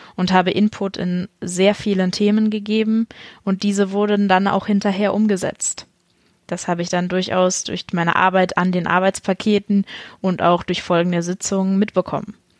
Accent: Buxtehude, Lower Saxony, Germany; Ich bin äh, in Niedersachsen zur Schule gegangen, auf die Halle-Pagen-Schule in Buxtehude

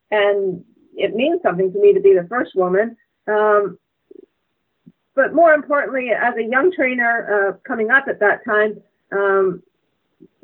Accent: Canada; as a Canadian racing

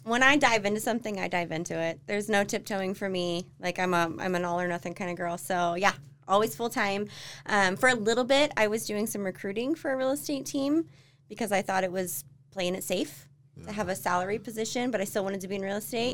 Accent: Florida, United States; moved away as an adult; also born or lived in Tennessee / Mississippi / Texas; now in Utah, United States; I'm from Florida.

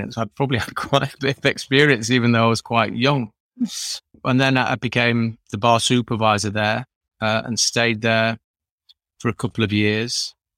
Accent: Sheffield, Yorkshire and the Humber, United Kingdom; also born or lived in France; I'm the most common type of person, which is a French Yorkshireman. I was raised in Sheffield from from about three years old

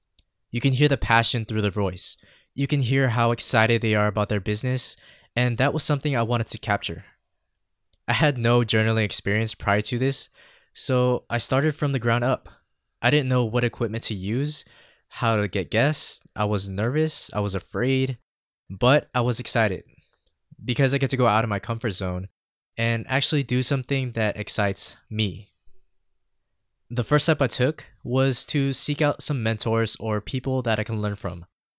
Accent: San Diego, California, United States; also born or lived in Philippines; I was born in the Philippines, but raised here in San Diego. I mean, part of the reason why I've lost my accent and adopted the California tongue.

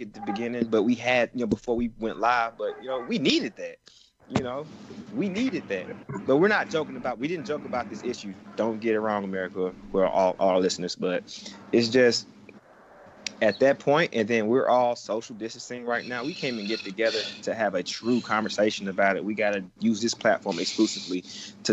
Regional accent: Atlanta, Georgia, United States; I grew up in the city of Atlanta for the most part

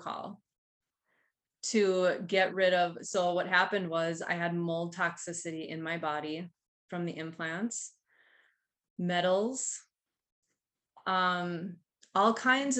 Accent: Duluth, Minnesota, United States; I'm from Duluth, Minnesota

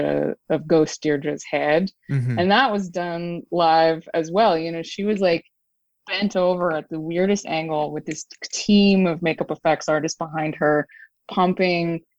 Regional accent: Woodstock, New York, United States; I grew up in Woodstock, New York

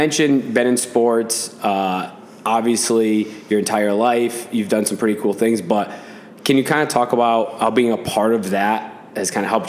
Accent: Boston, Massachusetts, United States; I mean, from Boston too.

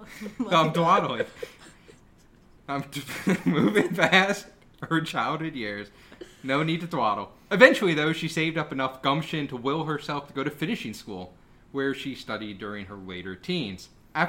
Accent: United States; I'm American.

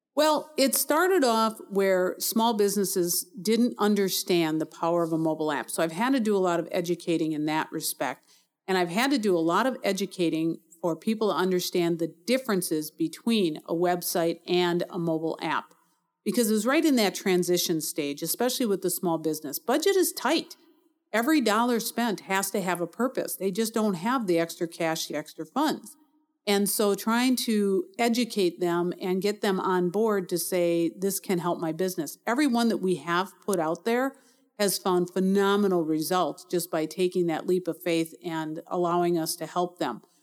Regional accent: Milwaukee, Wisconsin, United States; also born or lived in North Carolina / Arizona; I was born in Milwaukee, grew up here, stayed here most of my adult life

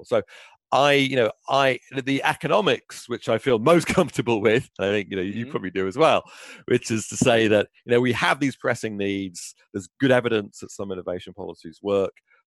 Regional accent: United Kingdom; moved away; in my own home country, you know, where I was born in Britain.

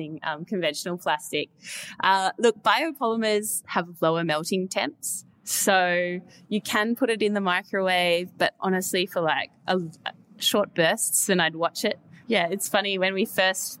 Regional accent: Perth, Western Australia, Australia; They're based in Perth, which is also my hometown.

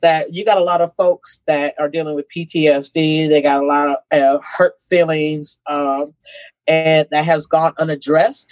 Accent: Terre Haute, Indiana, United States; also born or lived in Sierra Leone; I grew up in Terre Haute. My parents immigrated to the U.S. From Sierra Leone, West Africa

